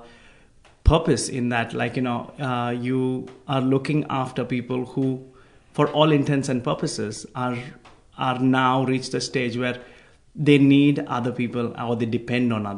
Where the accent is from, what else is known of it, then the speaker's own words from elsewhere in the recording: India; moved away as an adult; now in Australia; I'm from India